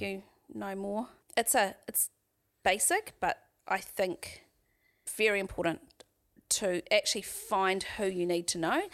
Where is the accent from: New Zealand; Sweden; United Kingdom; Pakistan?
New Zealand; Waharoa, Waikato; also born or lived in Auckland; now in Tauranga, New Zealand; I grew up in the Waikato, so I, um, lived in a little settlement, I guess, a little village called Wa-, Wardville, which is just outside of Wairarua